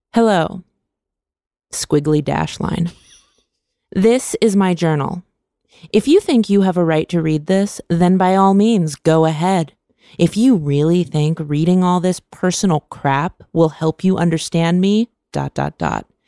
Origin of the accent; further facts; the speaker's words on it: Vacaville, California, United States; I grew up in Vacaville, California.